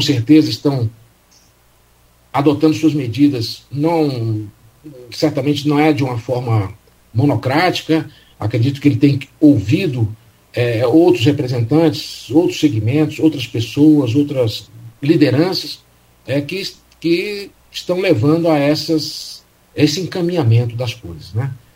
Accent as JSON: {"language": "Portuguese", "country": "Brazil", "tie": "born or raised there", "said": "o país é, onde eu nasci"}